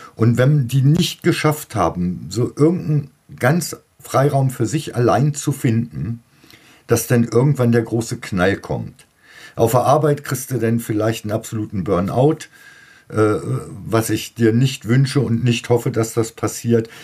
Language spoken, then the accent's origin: German; Lower Saxony, Germany; Bei uns in Niedersachsen